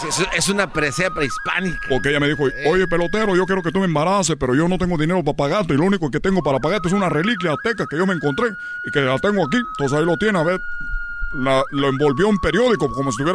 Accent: Cuba; now in Mexico; yo por eso vengo de Cuba a embarazar a una mujer, a miles de mujeres mexicanas

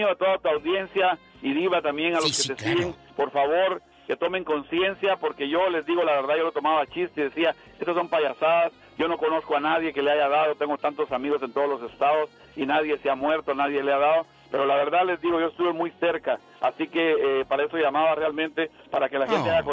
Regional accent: Guatemala; mi país, yo soy de Guatemala

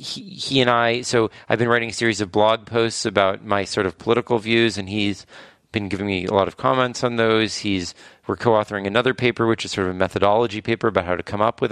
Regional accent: California, United States; Yeah, well, I grew up in California.

